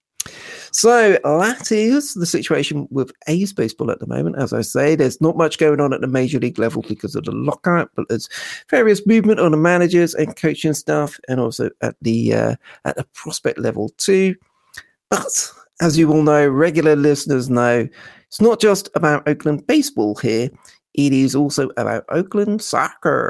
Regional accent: Norfolk, East of England, United Kingdom; I am from Norfolk

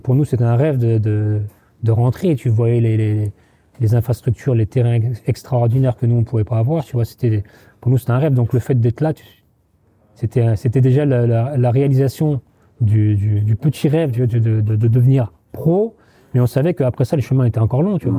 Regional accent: Trappes, Île-de-France, France; moved away

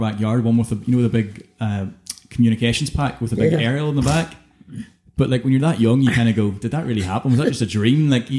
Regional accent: Coleraine, Northern Ireland, United Kingdom; I was growing up in Harper's Hill in Coleraine

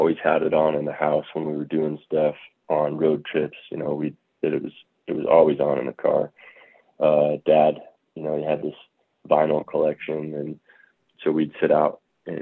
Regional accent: Imperial, Nebraska, United States; We grew up in Imperial, Nebraska, so southwest corner down there

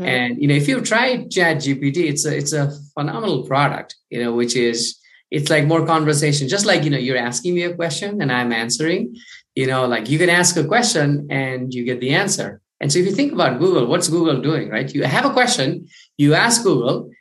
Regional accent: Kathmandu, Bagmati, Nepal; I'm from Kathmandu, Nepal, the other side of the world

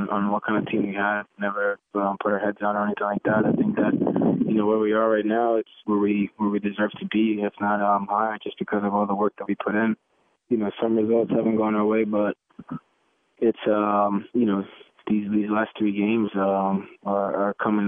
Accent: Maryland, United States; also born or lived in Costa Rica; I had a 301 because I'm from Maryland

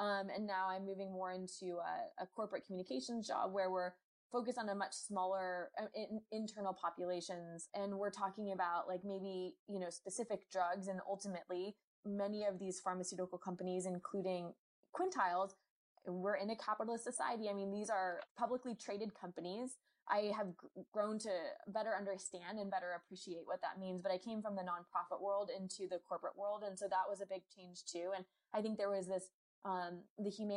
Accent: Durham, North Carolina, United States; moved away as an adult; also born or lived in Washington, D.C.; my hometown

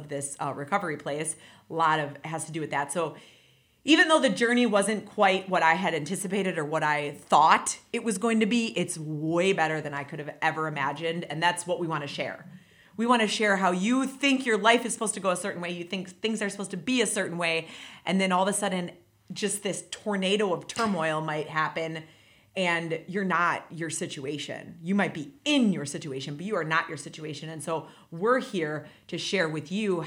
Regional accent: Wisconsin, United States; moved away as an adult; now in Indiana, United States; I am actually from Wisconsin. So I moved here about...

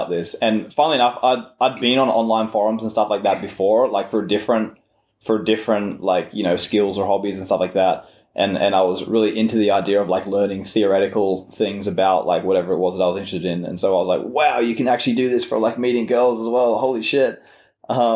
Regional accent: Australia; the culture of growing up in Australia

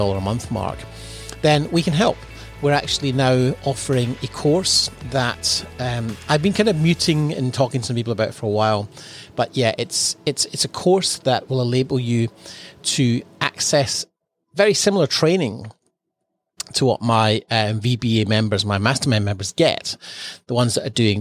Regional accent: Edinburgh, Scotland, United Kingdom; moved away as an adult; now in Australia; freezing cold growing up in Edinburgh

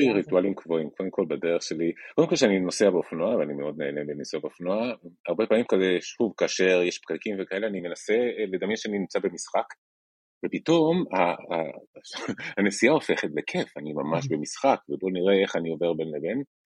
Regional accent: Chile; moved away as an adult; now in Israel; כשהייתי נער בצ'ילה

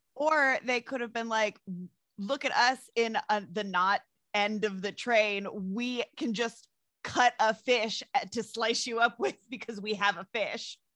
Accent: the South, United States; I'm from the South

